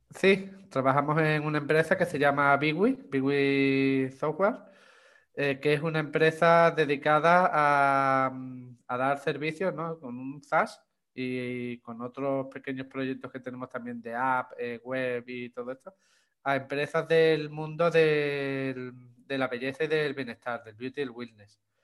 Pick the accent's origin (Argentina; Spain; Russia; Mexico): Spain; Chipiona, Andalusia; soy de, de Cádiz, aquí en España, de la provincia de Cádiz, de un pueblo que se llama Chipiona.